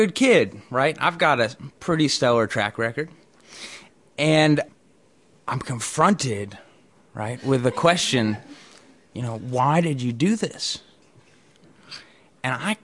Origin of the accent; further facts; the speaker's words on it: Norman Rockwell's town, New England, United States; I grew up in Norman Rockwell's town